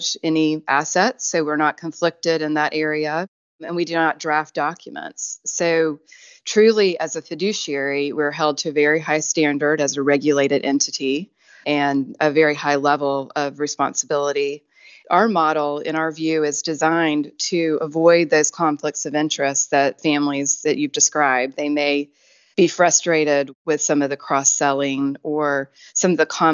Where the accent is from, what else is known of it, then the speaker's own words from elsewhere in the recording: Tennessee, United States; moved away as an adult; also born or lived in Atlanta / Virginia / New York / Washington, D.C.; I'd grown up in Tennessee